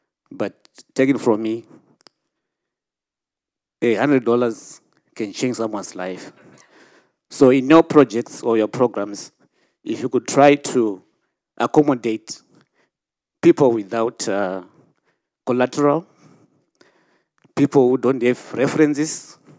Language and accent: English; Zimbabwe; born or raised there